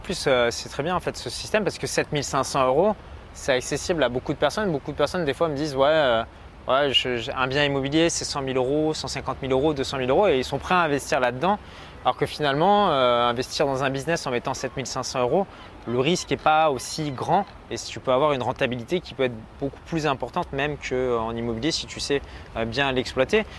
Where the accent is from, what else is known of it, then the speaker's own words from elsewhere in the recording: France; je suis né en France, je parle français